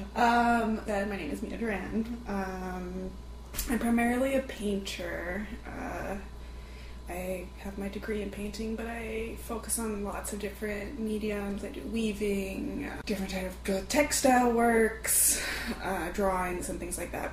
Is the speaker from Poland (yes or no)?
no; Fresno, California, United States; moved away; Originally, I'm from Fresno, California